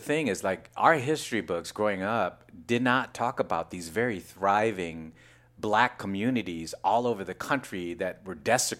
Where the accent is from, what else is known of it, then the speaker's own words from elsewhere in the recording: Seaside, California, United States; also born or lived in San Francisco, California; I was born and raised in Fort Ord, California, right? You know, Monterey area.